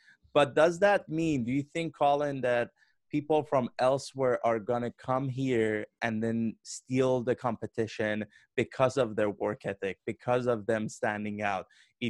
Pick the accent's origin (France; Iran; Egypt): Iran; now in Vancouver, Canada; I grew up in Iran, and Tehran has a very high-paced business culture with almost 12 million people in the city. It's a very fast-pacing city.